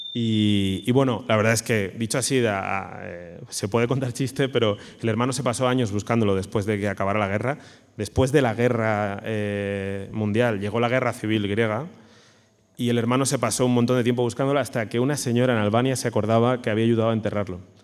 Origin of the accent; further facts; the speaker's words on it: Alicante, Valencian Community, Spain; yo soy de Alicante